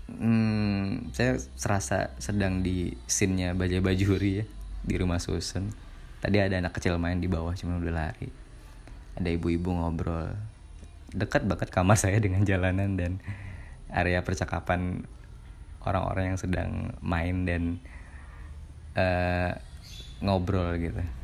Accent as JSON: {"language": "Indonesian", "town": "Ketapang", "region": "West Kalimantan", "country": "Indonesia", "tie": "born or raised there", "said": "Yang bikin saya makin terasa adalah dalam pesawat tersebut ada penumpang dari kota saya, kota Ketapang gitu."}